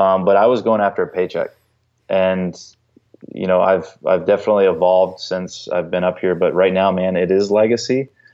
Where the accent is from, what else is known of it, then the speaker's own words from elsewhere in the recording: North Carolina, United States; now in Chicago, United States; I grew up in North Carolina and we didn't have a pro team